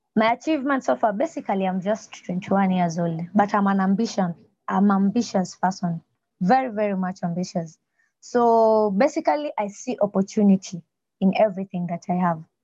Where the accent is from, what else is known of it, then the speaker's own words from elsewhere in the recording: Nyanza, Kenya; now in Nairobi, Kenya; I was born in a place called Nyanza in Kenya